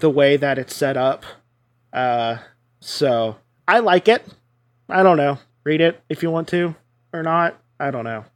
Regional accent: United States; I'm American

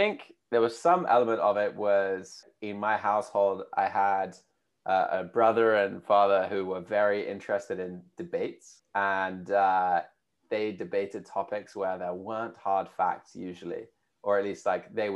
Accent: United Kingdom; accent: UK; also born or lived in United States; you can probably tell from my accent, being from the UK

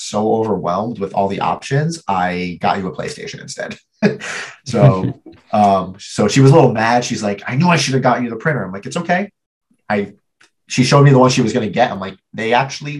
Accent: New Jersey, United States; I grew up in New Jersey

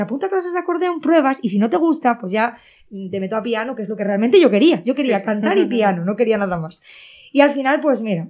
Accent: Cangas de Narcea, Asturias, Spain; Yo vengo de Cangas de Narcea, de Cibullo, un pueblo que en, en, ese pueblo no había así tampoco ningún músico ni nada

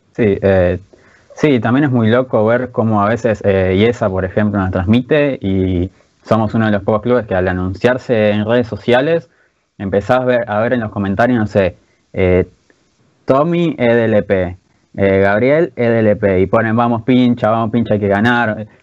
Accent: Buenos Aires, Argentina; Yo soy de, Floresta

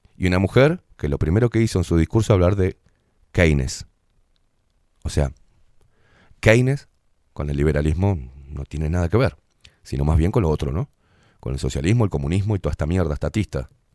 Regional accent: Uruguay; me sirve mi país, me sirve mi pueblo

